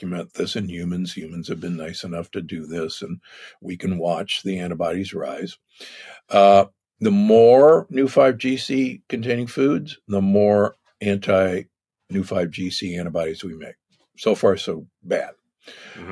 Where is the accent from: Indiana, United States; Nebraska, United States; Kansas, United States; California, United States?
Nebraska, United States; Omaha; moved away; I grew up in Omaha, Nebraska.